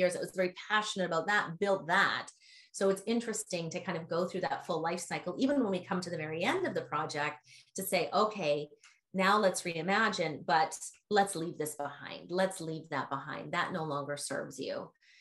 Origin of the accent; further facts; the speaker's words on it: Canada; also born or lived in Vancouver; now in San Francisco, United States; I'm originally from Canada, but my heart's in San Francisco